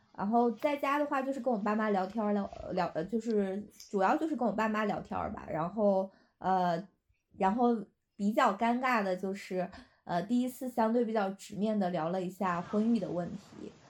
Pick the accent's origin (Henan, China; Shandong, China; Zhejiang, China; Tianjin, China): Shandong, China; 我来自山东